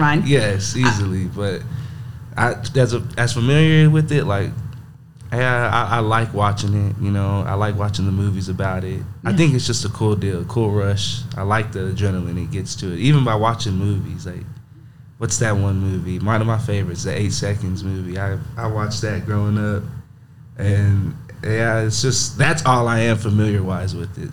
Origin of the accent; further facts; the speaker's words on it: Monahans, Texas, United States; I'm from Monahans, Texas. Uh, born and raised